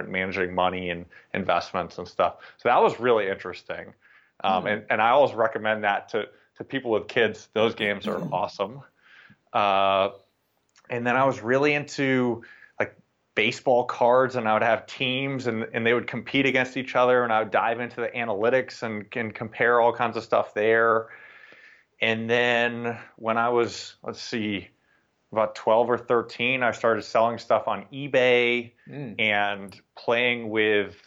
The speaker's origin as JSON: {"language": "English", "town": "Boston", "region": "Massachusetts", "country": "United States", "tie": "born or raised there", "said": "I'm from Boston, Massachusetts. I grew up in the city of Boston"}